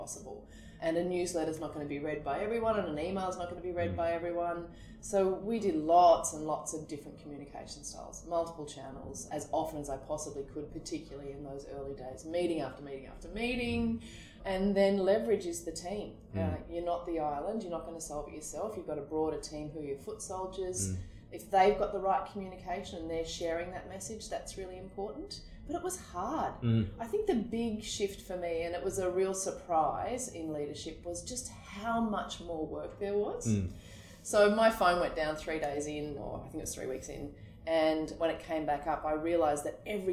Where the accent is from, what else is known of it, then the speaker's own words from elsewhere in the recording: Queensland, Australia; I'm from Queensland